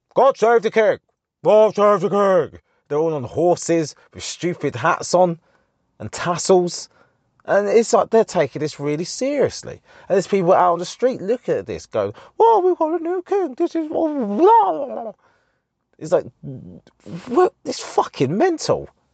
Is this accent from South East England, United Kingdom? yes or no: no; Harlow, East of England, United Kingdom; the M P in our town, in my hometown